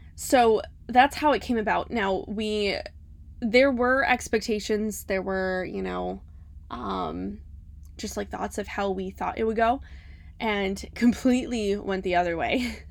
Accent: Cleveland, Ohio, United States; moved away as an adult; now in Florida, United States; We're originally from Cleveland, Ohio.

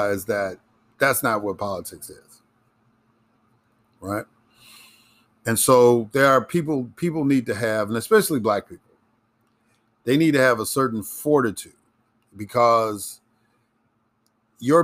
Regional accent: Chicago, Illinois, United States; moved away as an adult; also born or lived in Mississippi; I grew up in Chicago, but I became politically, really politically active in Mississippi.

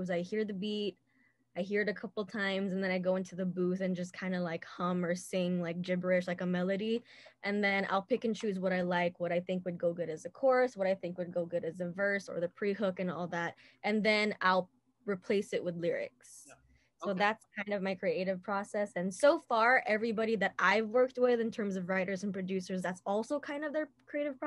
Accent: Manila, Metro Manila, Philippines; moved away; I was born and raised in Manila.

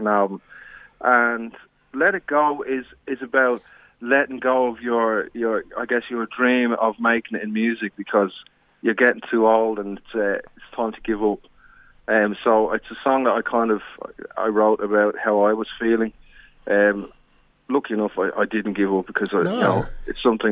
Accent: Dublin, Leinster, Ireland; moved away as an adult; now in Australia; I came over here from Ireland, originally from Dublin. I came over here 22 years ago for a one-year working

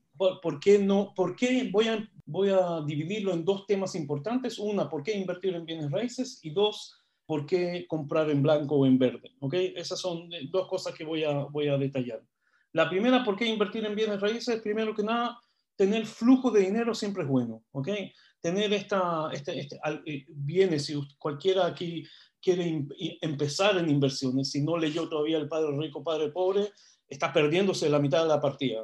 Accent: Israel; now in Chile; yo no soy chileno, soy israelí yo

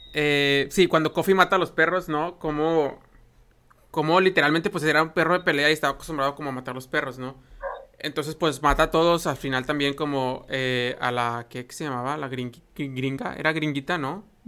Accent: Mexico; como mexicanos conocemos esta expresión

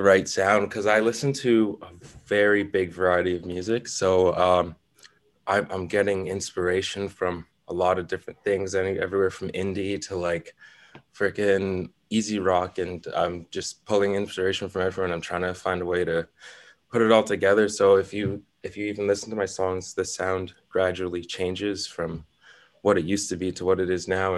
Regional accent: Toronto, Ontario, Canada; growing up in Toronto, I didn't grow up anywhere too crazy, you know. I'm from around the Leslieville area, a little bit east end

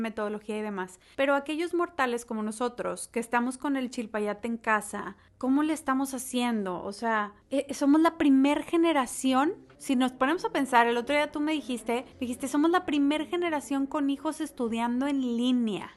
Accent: Monterrey, Nuevo León, Mexico; moved away; Yo como regia coda

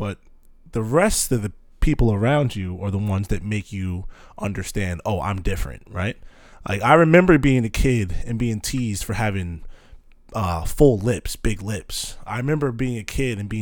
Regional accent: Manalapan, New Jersey, United States; I grew up out here, Manal being kind of considered South Jersey, closer to the shore area

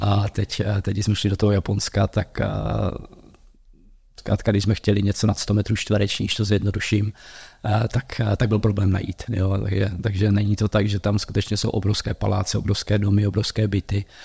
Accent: Uherské Hradiště, South Moravia, Zlín Region, Czechia; also born or lived in Prague / United States; now in Olomouc, Czech Republic; já jsem původně z Horského radiště z Jižní Moravy

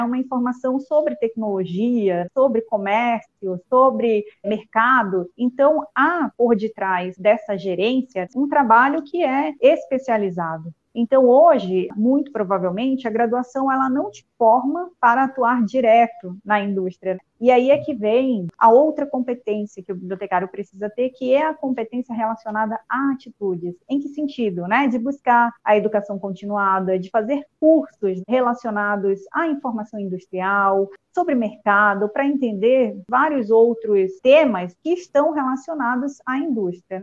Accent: Parintins, Amazonas, Brazil; moved away as an adult; also born or lived in Manaus / Santa Catarina / Chapecó; Eu nasci em Parintins, né, no interior do Amazonas, cursei a graduação em Manaus

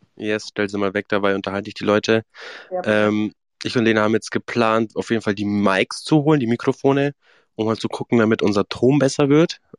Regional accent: Swabia, Germany; accent: Swabian; ich rede ja kein Bayerisch, ich rede ja Schwäbisch

